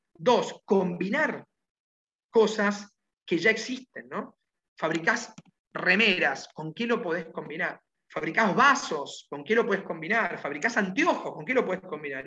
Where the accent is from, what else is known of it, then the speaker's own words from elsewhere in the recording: Argentina; Yo prefiero ir por el mundo pensando como argentino